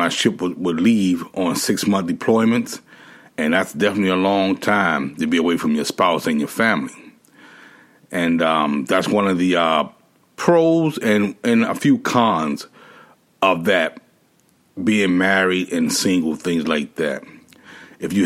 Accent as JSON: {"language": "English", "town": "Washington", "region": "District of Columbia", "country": "United States", "tie": "born or raised there", "also_born_or_lived": "Hawaii / Florida / Japan / Guam", "moved": "as an adult", "said": "my hometown, which was Washington, D.C."}